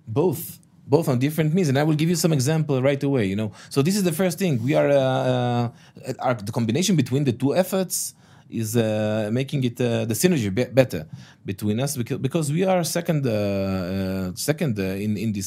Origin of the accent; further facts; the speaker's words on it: Israel; I'm the stakeholder from the Israeli side